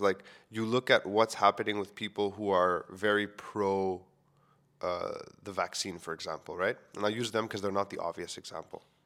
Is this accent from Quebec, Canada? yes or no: yes; Montreal, Quebec, Canada; I grew up within the Greek community in Montreal